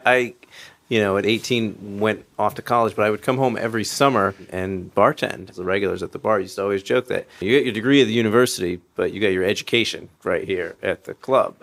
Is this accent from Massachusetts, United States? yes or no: yes; Berkshire County, Massachusetts, United States; moved away; I grew up here in Berkshire County, and as a kid, I was taken to all of our cultural destinations